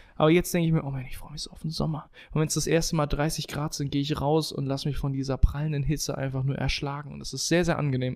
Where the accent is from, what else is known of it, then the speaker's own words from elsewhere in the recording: Bensheim, Hesse, Germany; Weststadthalle war immer der Austragungsort von, ähm, von, von Hallenturnieren bei uns in Bensheim